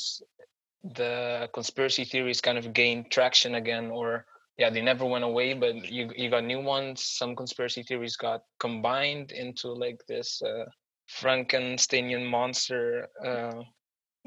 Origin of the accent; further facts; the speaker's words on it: Curaçao; now in Netherlands; I am from Curacao